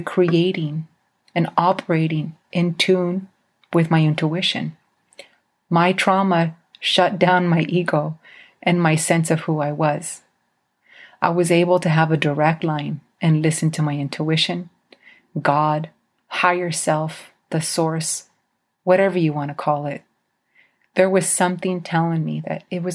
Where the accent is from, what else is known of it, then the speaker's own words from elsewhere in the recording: Idaho, United States; As a Mexican growing up in Idaho, there were a lot of times I was treated as a second-class citizen.